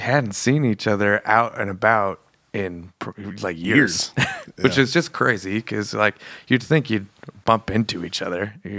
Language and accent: English; Billings, Montana, United States; also born or lived in Australia; I was born in Billings.